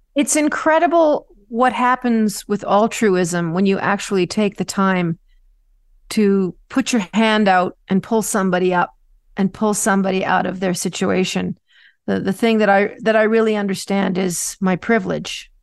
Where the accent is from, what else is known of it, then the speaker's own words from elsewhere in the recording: Canada; a Canadian child